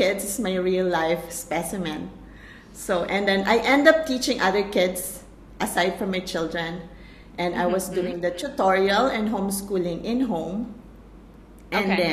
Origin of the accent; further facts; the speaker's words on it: Philippines; now in Malaysia; Right now, I'm from Malaysia, but I'm a Filipino.